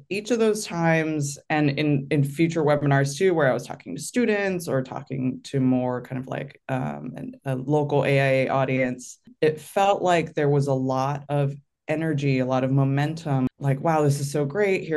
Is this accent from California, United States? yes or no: yes; San Francisco Bay Area, California, United States; I grew up in the San Francisco Bay Area